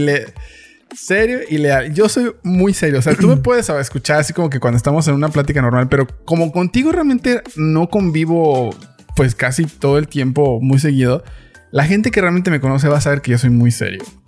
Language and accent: Spanish; Mexico City, Mexico; Soy chilango.